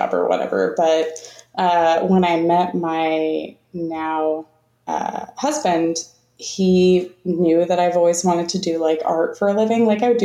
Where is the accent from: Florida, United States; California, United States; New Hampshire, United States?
Florida, United States; moved away; I'm originally from Florida